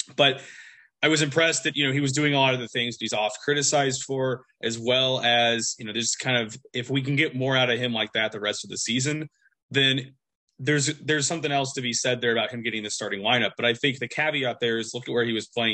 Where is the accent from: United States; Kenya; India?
United States; as an American.